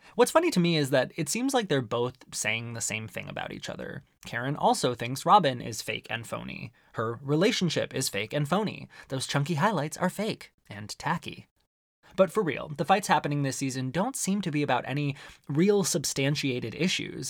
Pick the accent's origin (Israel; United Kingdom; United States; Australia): United States; Arizona; growing up in Arizona